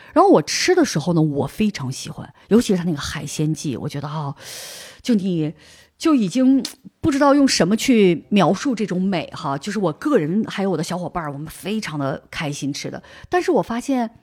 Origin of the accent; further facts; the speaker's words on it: Harbin, Heilongjiang, China; moved away as an adult; now in Barcelona, Spain; 我是哈尔滨人，从小我们吃酸菜嗯。长大的